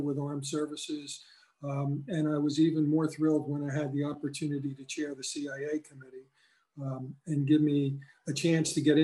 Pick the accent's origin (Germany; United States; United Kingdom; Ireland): United States; Cumberland County, New Jersey; I was from Cumberland County